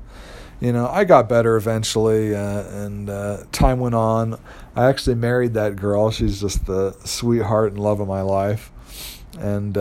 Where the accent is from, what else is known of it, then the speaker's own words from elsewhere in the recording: Los Angeles, California, United States; moved away as an adult; also born or lived in Utah; I was from Los Angeles